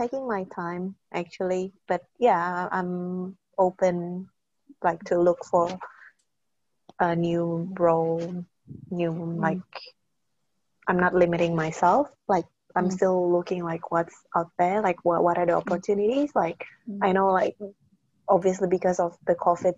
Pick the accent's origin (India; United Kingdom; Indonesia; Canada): Indonesia; moved away as an adult; also born or lived in Shanghai, China / Australia; now in Hong Kong; we're both from Indonesia, and now I'm working in Hong Kong.